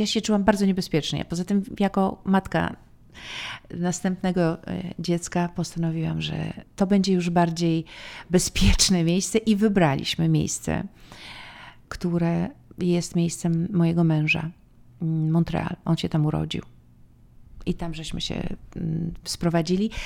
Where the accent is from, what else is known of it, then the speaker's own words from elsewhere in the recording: Poland; moved away as an adult; also born or lived in New York, United States; mogę być bardziej Polką niż tą amerykańską